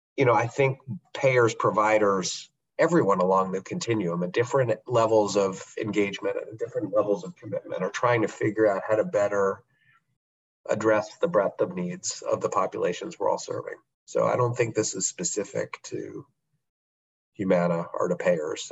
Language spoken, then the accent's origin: English; United States; as a American